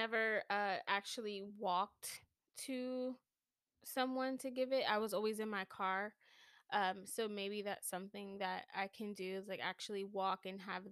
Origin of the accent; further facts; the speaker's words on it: New York City, New York, United States; I'm from New York City